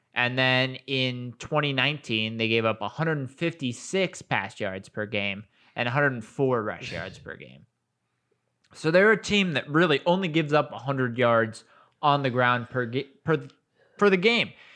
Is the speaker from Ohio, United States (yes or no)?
yes; Colerain, Ohio, United States; I'm originally from Colbert